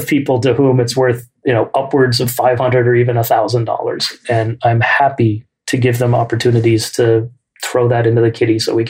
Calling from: Oakland, California, United States; also born or lived in New York; I'm dialing in from Oakland, California. And when my wife and I moved out here from New York in 1996

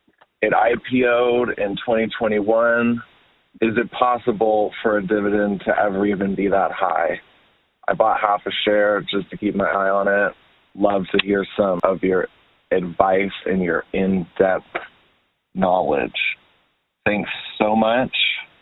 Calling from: San Francisco, California, United States; I'm calling from San Francisco.

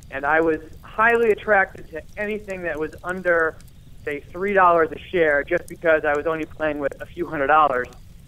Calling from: Rhode Island, United States; I am a proud resident of Rhode Island.

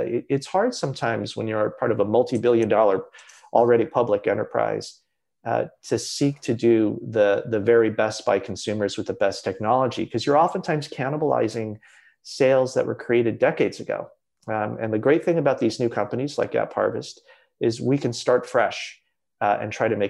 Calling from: California, United States; I'm zooming in from California and my company is based in Kentucky.

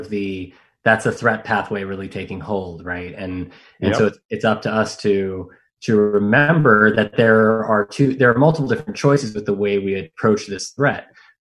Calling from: Monterey, California, United States; I'm calling you from Monterey, California.

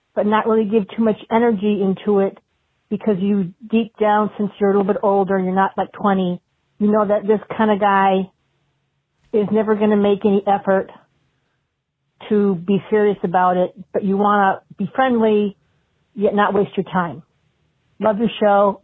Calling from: Midwest, United States; I'm calling from the Midwest

